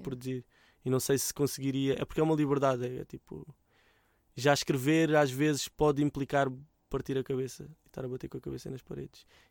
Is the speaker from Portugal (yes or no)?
yes; Mem Martins, Lisbon, Portugal; mesmo que um dia deixe de viver em Mãe Martins